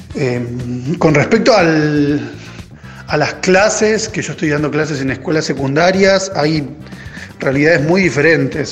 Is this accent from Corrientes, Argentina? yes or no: no; Chivilcoy, Buenos Aires Province, Argentina; soy de Chuilcoy